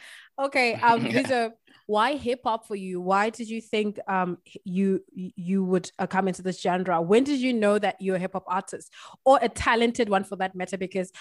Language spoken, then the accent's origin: English; Botswana; I'm from Botswana as well.